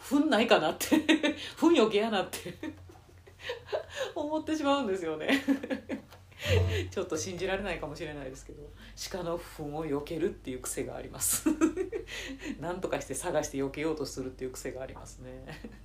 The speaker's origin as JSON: {"language": "Japanese", "region": "Nara", "country": "Japan", "tie": "born or raised there", "said": "私奈良出身です"}